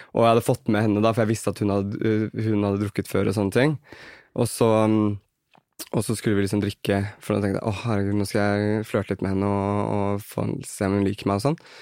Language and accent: Norwegian; Kolbotn, Akershus, Norway; Vi dannet en dansegruppe på Kolbotn, der jeg er fra.